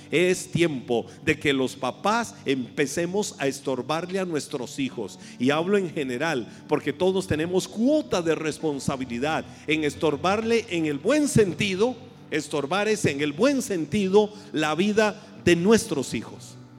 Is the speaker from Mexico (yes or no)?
no; Costa Rica; en buen tico